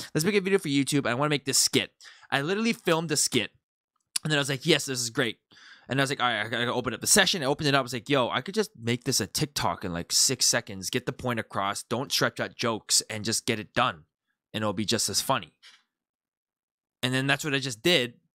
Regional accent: Canada; moved away; I'm from Canada

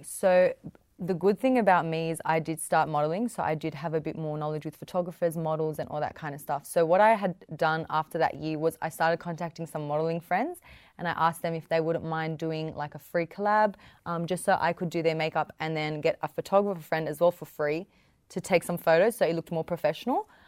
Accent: the West, New South Wales, Australia; I'm young. I'm Middle Eastern. I come from the West.

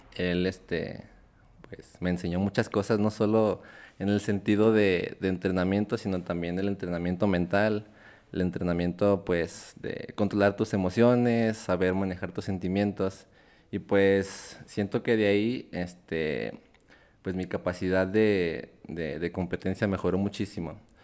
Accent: Zacatecas, Mexico; also born or lived in Mexico City / Aguascalientes; Soy eh, originario de la Ciudad de México, pero ya llevo toda mi vida acá en Zacatecas. Algunos años los pasé en Aguascalientes

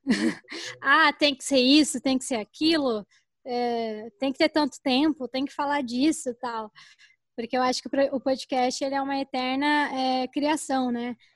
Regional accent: São Paulo, Brazil; moved away as an adult; now in Cuiabá, Brazil; eu estou morando em Cuiabá há um ano, nasci em São Paulo

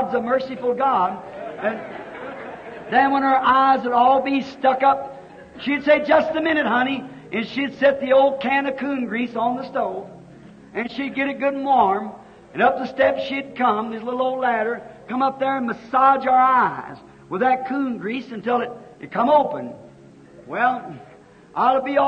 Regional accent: Kentucky, United States; I was raised in Kentucky, and we lived in a little old log cabin.

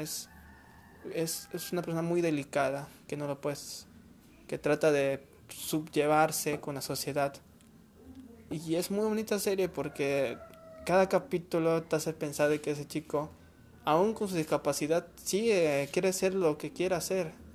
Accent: Peru; en mi país bueno en Perú

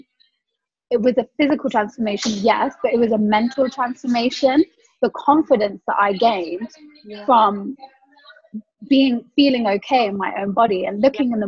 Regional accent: West Midlands, United Kingdom; I'm from the West Midlands.

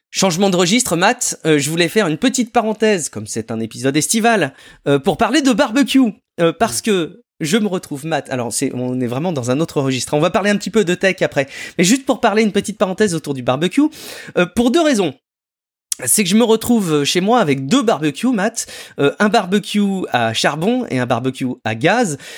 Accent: France; chez nous en France

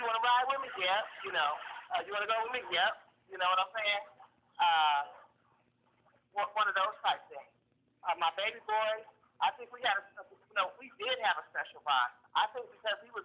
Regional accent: San Francisco, California, United States; moved away; I'm born and raised in San Francisco

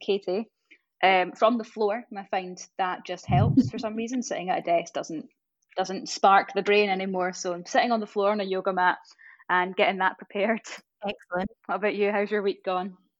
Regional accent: East Coast of Scotland, United Kingdom; accent: Scottish; I'm obviously from the East Coast. So I really roll my R's

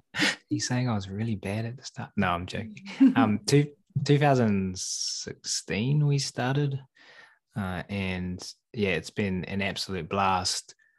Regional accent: New Zealand; I'm from New Zealand

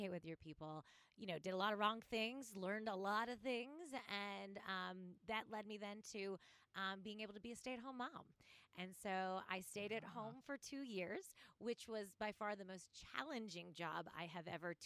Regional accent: Cleveland, Ohio, United States; moved away as an adult; also born or lived in Hagerstown, Maryland; now in Greenville, United States; My hometown is Cleveland, Ohio

